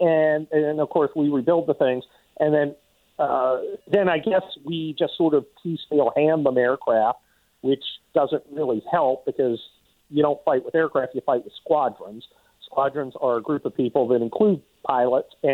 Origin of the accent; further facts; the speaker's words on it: United States; I'm not a Ukrainian. I'm an American.